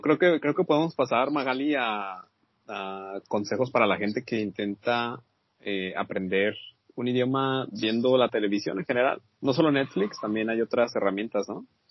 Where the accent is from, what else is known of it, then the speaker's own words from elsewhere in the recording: Mexico; uno como mexicano